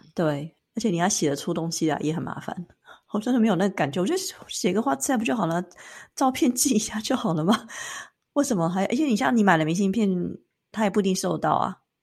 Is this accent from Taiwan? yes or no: yes; Taiwan; 那我们台湾人呢，我就先带我爸妈回去睡觉